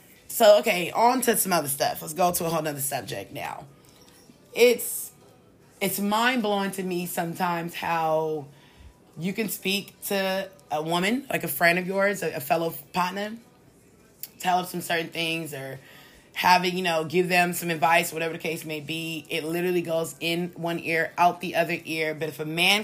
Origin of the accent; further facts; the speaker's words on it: California, United States; here in my home state